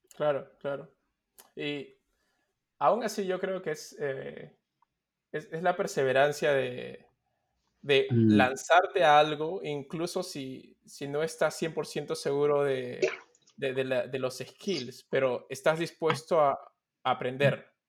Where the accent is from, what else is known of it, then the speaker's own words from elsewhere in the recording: Peru; como, peruanos, como compatriotas